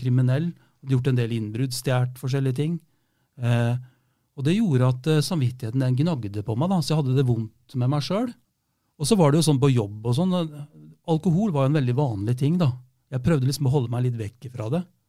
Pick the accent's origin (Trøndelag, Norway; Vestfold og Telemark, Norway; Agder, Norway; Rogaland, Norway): Vestfold og Telemark, Norway; Rjukan; now in Fredrikstad, Norway; jeg er jo fra Rjukan